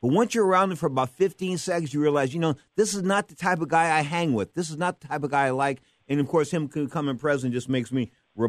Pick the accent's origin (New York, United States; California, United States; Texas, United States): California, United States; San Francisco; I was from San Francisco.